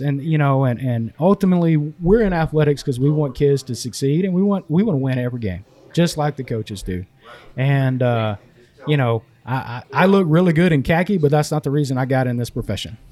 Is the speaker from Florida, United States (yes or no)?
no; East Texas, United States; growing up in East Texas